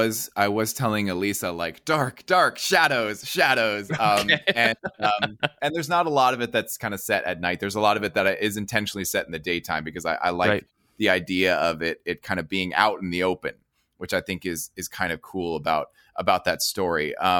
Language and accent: English; New Jersey, United States; I grew up in Jersey.